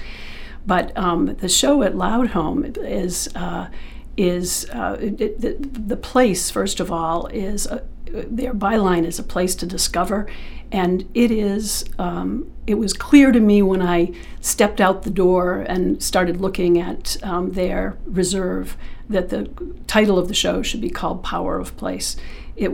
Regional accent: North Yarmouth, Maine, United States; I grew up in Maine. I lived in North Yarmouth

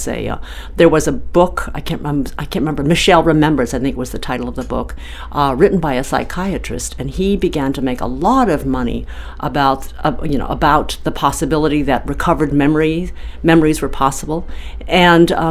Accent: San Diego, California, United States; my hometown of San Diego

